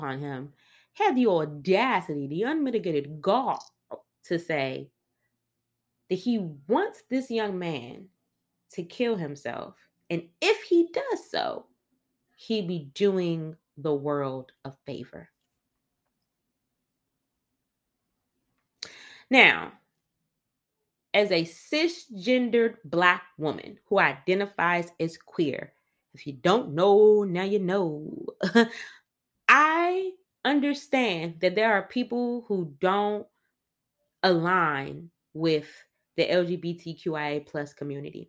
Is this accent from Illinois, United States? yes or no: no; Washington, District of Columbia, United States; I grew up on in Northeast DC, Capitol Hill neighborhood